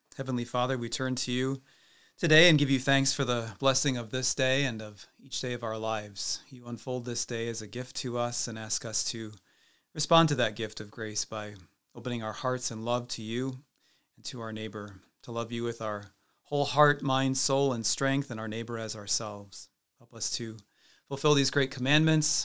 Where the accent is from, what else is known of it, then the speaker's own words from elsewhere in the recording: Cedar Rapids, Iowa, United States; I came from Cedar Rapids, so it's, it's kind of amazing to be back here in my hometown